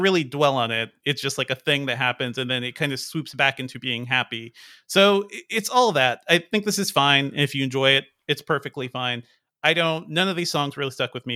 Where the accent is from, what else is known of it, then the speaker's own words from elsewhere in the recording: New England, United States; I grew up in New England